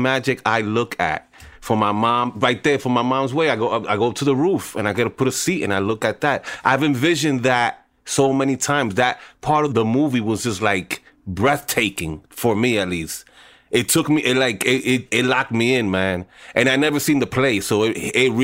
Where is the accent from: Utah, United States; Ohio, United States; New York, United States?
New York, United States; New York City; born or raised there